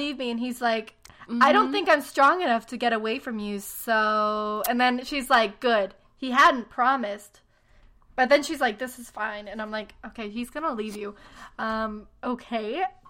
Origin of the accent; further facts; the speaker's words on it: St. Augustine, Florida, United States; also born or lived in Jacksonville; We are both from St. Augustine.